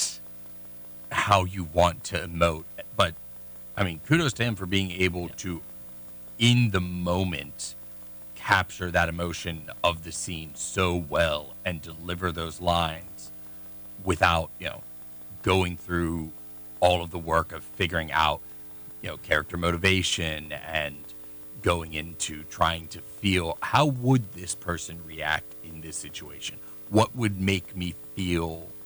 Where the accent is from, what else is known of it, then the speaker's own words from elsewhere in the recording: Youngstown, Ohio, United States; I'm an Italian-American. I grew up in Youngstown, which used to be a mafia town.